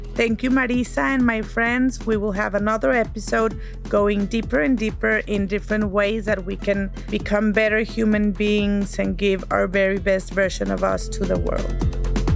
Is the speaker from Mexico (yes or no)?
yes; Monterrey, Nuevo León, Mexico; moved away as an adult; now in United States; we share a common background. We're from Monterrey. Life put us in the US for uh, different reasons